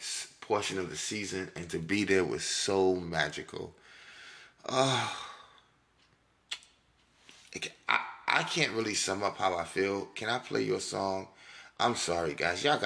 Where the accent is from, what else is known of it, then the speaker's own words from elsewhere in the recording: New York, United States; I grew up in New York and I loved sports as a kid